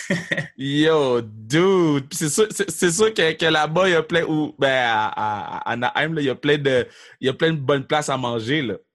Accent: Laval, Quebec, Canada; also born or lived in Montreal; moi, je viens de Laval.

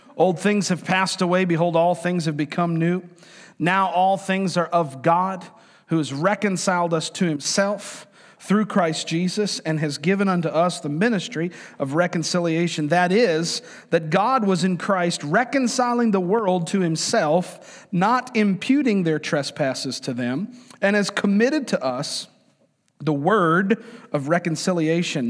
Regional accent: New York, United States; moved away; I'm from New York, man. I'm a New Yorker

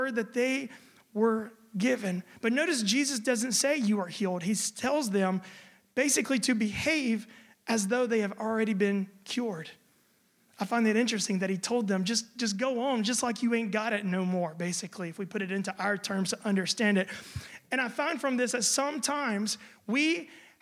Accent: United States; now in Germany; I'm American

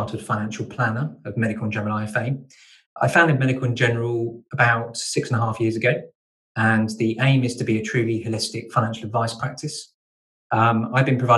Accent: Kent, South East England, United Kingdom; now in Devon, United Kingdom; I'm originally from Kent, so I'm an import to Devon

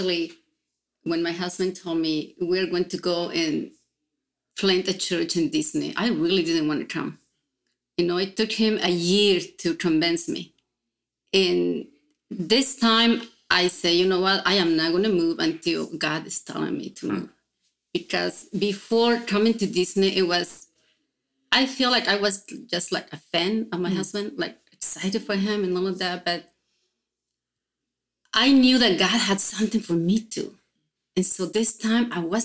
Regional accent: Mexico; now in Orlando, United States; growing up in Mexico, we are so used to and having family over for dinner or celebrations

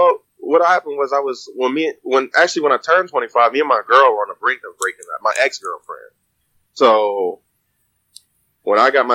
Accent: Houston, Texas, United States; What country are you from? I'm from Texas.

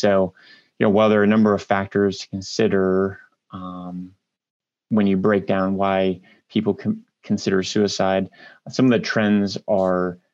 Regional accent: Marion, Ohio, United States; I grew up in Marion, Ohio, which is a smaller town in north central Ohio

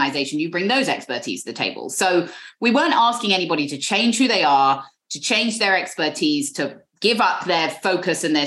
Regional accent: London, United Kingdom; accent: British; moved away as an adult; now in New York, United States; there are as many Jews where I grew up in London as where I now live in a 3-block radius on the Upper West Side

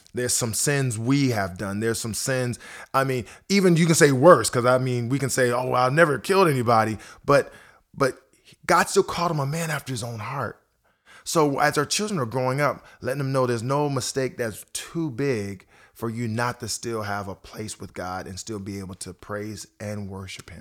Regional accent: Akron, Ohio, United States; moved away as an adult; also born or lived in Twinsburg, Ohio; now in Nashville, United States; I've been in Nashville here for about fourteen and a half years, but I grew up in Akron, Ohio

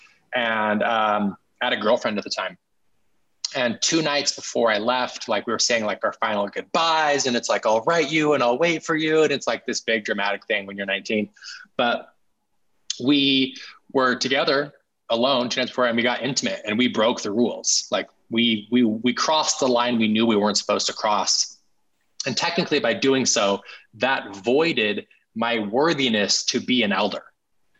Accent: Salt Lake City, Utah, United States; I grew up in Salt Lake City, Utah, in an upper middle class family

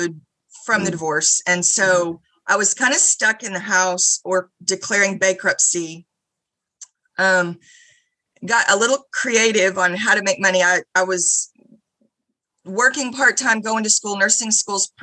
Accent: Houston, Texas, United States; moved away as an adult; now in College Station, United States; I grew up in Houston, went to A&M back in the mid-80s.

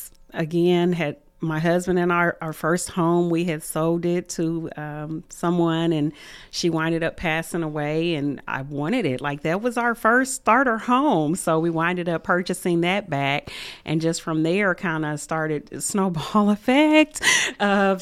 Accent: Muncie, Indiana, United States; I was born and raised here in Muncie, Indiana

